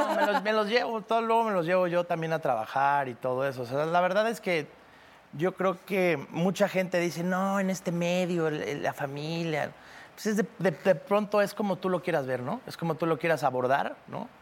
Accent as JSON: {"language": "Spanish", "town": "Cancún", "region": "Quintana Roo", "country": "Mexico", "tie": "born or raised there", "said": "Yo crecí en Cancún"}